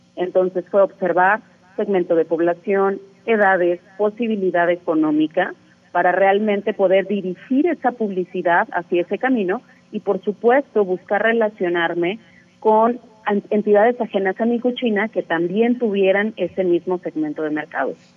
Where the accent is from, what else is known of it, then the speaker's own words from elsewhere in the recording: Mexico; como mexicanos tenemos esta disociación con el cacao